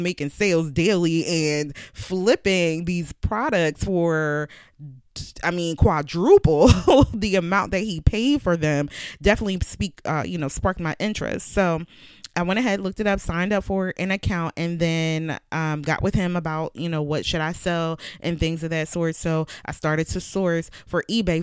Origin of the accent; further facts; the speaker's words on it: Philadelphia, Pennsylvania, United States; I'm from Philly